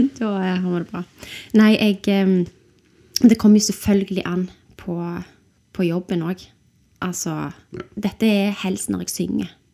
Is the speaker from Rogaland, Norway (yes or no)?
yes; Stavanger, Rogaland, Norway; also born or lived in London, United Kingdom; søkte jeg på konservatoriet hjemme i Stavanger